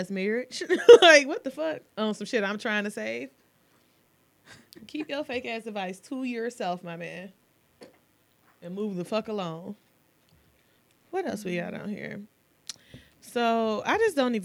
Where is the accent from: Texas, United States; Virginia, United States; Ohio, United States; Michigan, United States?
Michigan, United States; Detroit; I would definitely always be from Mac and McCullough